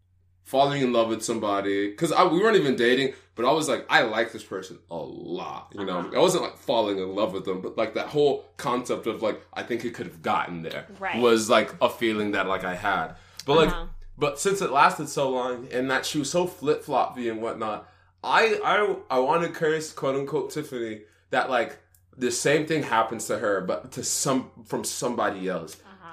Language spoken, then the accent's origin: English; Texas, United States; She grew up in California. We grew up in Texas.